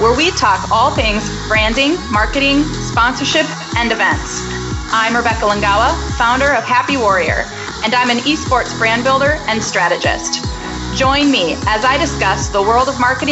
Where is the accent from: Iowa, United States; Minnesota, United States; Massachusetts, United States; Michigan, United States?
Minnesota, United States; Minneapolis; my hometown of Minneapolis